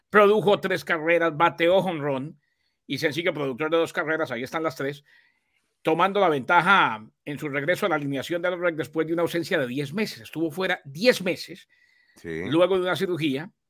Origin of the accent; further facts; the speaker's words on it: Miami, Florida, United States; born there; Digo, en el 88 nací en Miami, ¿no?